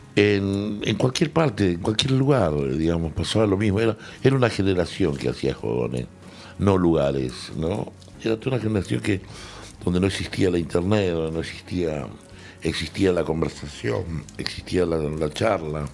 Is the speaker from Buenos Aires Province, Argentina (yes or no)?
no; Salta, Argentina; moved away as an adult; also born or lived in Córdoba; Y ahí yo era salteño, soy salteño